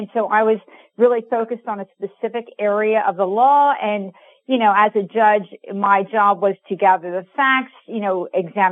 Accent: New Jersey, United States; moved away as an adult; also born or lived in California; I grew up in New Jersey and I came to go to California to go to college

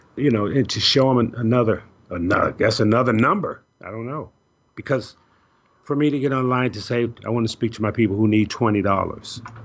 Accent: Chicago, Illinois, United States; moved away; I'm originally from Chicago

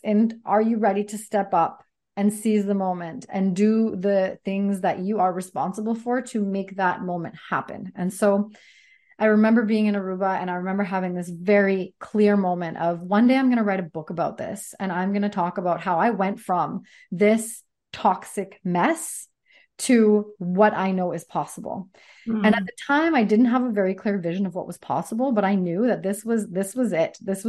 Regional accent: Sardis, British Columbia, Canada; now in Coquitlam, Canada; We lived all over BC, Fort St. John, Victoria. I grew up in Sardis, close to Chilliwack. And so now we're in Coquitlam.

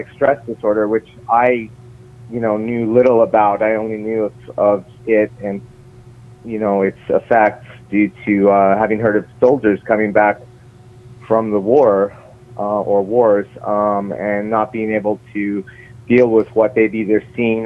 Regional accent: St. John's, Newfoundland and Labrador, Canada; now in Toronto, Canada; I was born in St. John's, Newfoundland. I'm currently speaking with you from Toronto, Canada.

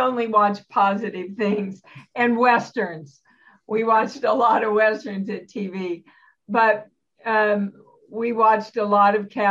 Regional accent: Kansas City, Kansas, United States; moved away as an adult; also born or lived in New York; I was born in Kansas City, Kansas. I lived there all my life till I left New York

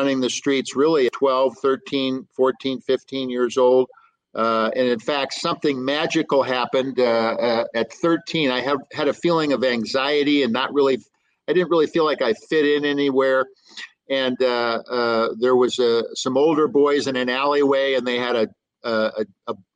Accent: Los Angeles, California, United States; also born or lived in Yakima, Washington; My brother and I lived in this wonderful, they actually wonderful people, the Crandall family in Pacoima, California

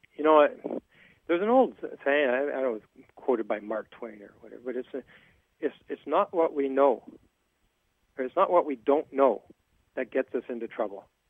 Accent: Terrace, British Columbia, Canada; my hometown of Terrace

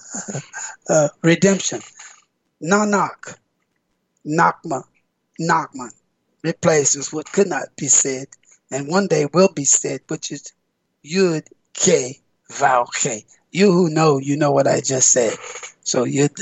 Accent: United States; me being American black

